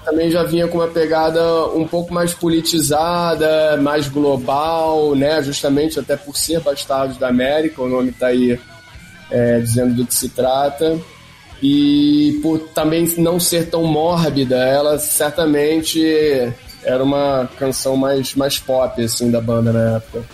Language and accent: Portuguese; Rio de Janeiro, Brazil; eu venho ali do Jardim Botânico